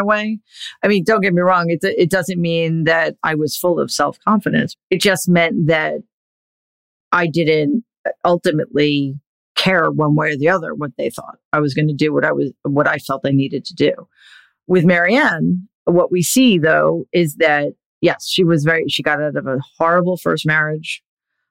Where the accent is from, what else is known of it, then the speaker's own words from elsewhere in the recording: New York City, New York, United States; growing up in Jamaica, Queens